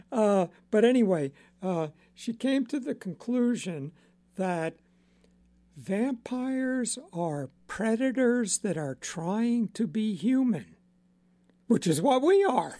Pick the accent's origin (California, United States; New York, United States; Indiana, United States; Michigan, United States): New York, United States; Long Island; I grew up on Long Island